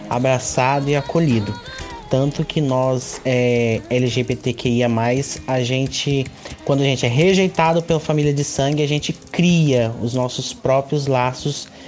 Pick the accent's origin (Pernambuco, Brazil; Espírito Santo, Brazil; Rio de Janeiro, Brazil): Espírito Santo, Brazil; Linhares; tenho 23 anos, nasci e cresci em Linhares, onde eu vivo também atualmente.